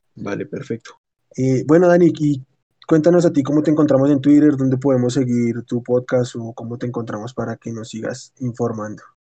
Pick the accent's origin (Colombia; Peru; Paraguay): Colombia; acá en Colombia